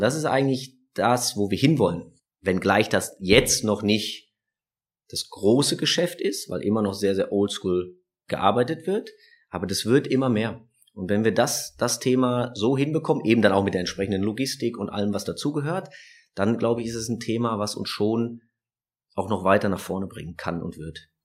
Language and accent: German; Düsseldorf, North Rhine-Westphalia, Germany; als Düsseldorfer